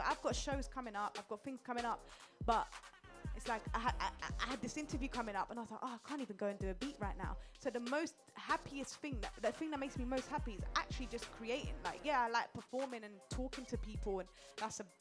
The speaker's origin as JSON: {"language": "English", "region": "London", "country": "United Kingdom", "tie": "born or raised there", "said": "I grew up in Upton Park to start with. And we didn't have no money, you know, we came here very poor"}